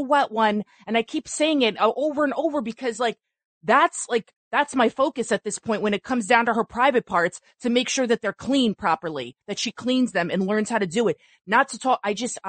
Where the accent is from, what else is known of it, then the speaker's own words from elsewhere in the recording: New York City, New York, United States; We're here in New York. I'm from New York City. I'm from the Bronx.